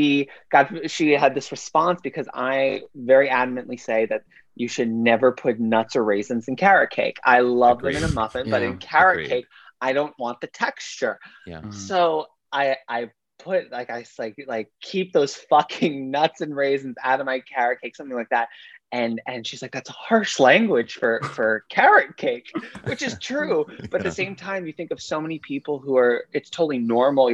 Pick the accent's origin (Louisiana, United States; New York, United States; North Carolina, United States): New York, United States; growing up in New York to a Jewish family